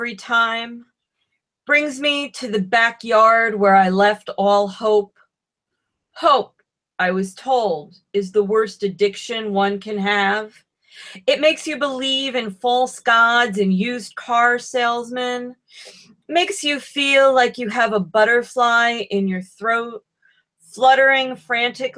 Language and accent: English; Troy, New York, United States; I'm from Troy